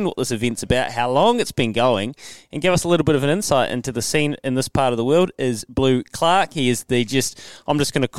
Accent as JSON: {"language": "English", "town": "Leithfield", "region": "Canterbury", "country": "New Zealand", "tie": "born or raised there", "said": "I remember growing up. I'm from Leithfield and went to Rangiora High School"}